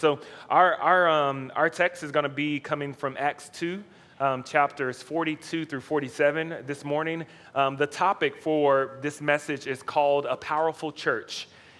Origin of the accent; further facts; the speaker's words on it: Dallas, Texas, United States; moved away as an adult; also born or lived in Washington, D.C.; I am from Dallas. I grew up in Oak Cliff, and so it's south of Dallas, inner city.